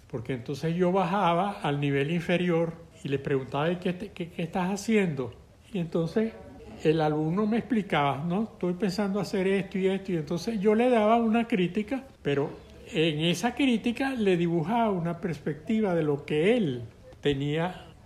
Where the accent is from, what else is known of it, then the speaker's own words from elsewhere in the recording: Llanos, Venezuela; me encantó la música del llano. Y yo me enorgullecía de enseñar que esa música era de mi tierra, pues, aunque no la había oído aquí todavía.